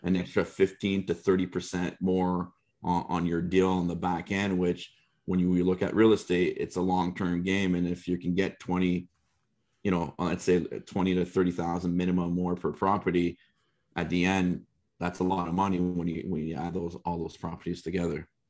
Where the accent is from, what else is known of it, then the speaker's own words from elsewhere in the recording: Canada; as a Canadian